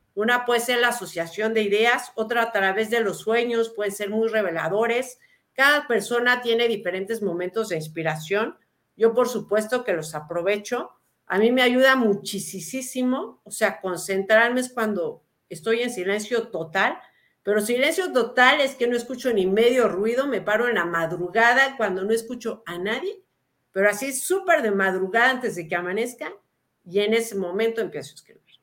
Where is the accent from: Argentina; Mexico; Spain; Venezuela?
Mexico; also born or lived in Lebanon; nací en México, soy tercera generación, pero crecí con las pues historias de mis abuelos